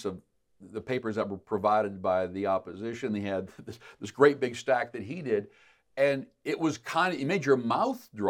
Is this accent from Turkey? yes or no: no; Canada; as Canadian citizens